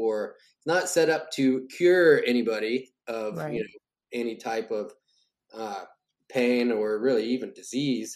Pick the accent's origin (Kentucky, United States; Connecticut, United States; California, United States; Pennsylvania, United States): Kentucky, United States; now in Nashville, United States; I came to Nashville, which is where I'm, you know, originally from this area, like, 'cause I'm from Kentucky across the border